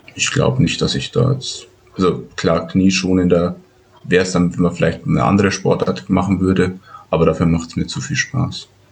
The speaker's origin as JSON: {"language": "German", "area": "Ramos, possibly Röhrmoos", "region": "Bavaria", "country": "Germany", "tie": "born or raised there", "said": "da wo ich aufgewachsen bin, in Ramos. Also das ist ungefähr, also auch zehn Kilometer von Indersdorf weg."}